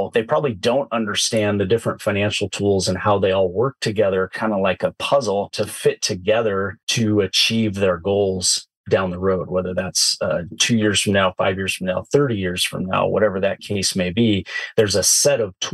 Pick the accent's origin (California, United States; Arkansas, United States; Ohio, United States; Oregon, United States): Oregon, United States; Southern; I grew up in Southern Oregon. I've been a Pacific Northwest native for my entire life.